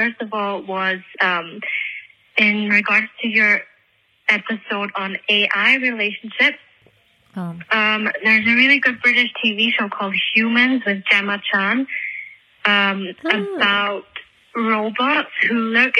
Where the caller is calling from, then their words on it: Switzerland; I'm calling from Switzerland.